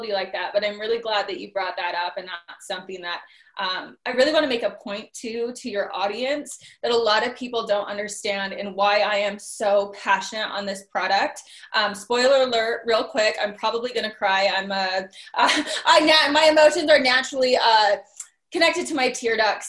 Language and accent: English; Utah, United States; also born or lived in California; I'm from Utah.